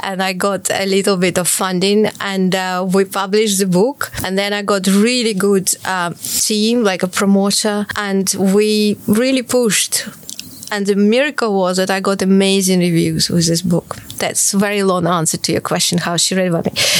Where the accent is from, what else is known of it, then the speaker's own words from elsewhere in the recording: Kharkiv, Kharkiv Oblast, Ukraine; moved away as an adult; now in London, United Kingdom; I was born in Kharkiv, and uh, I started playing when I was four, very early, and uh, I went to music school at the age of six